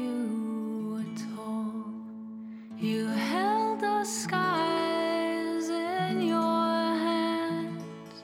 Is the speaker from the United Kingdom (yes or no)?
yes; London, United Kingdom; also born or lived in Austria; I was born in Austria and I grew up in London.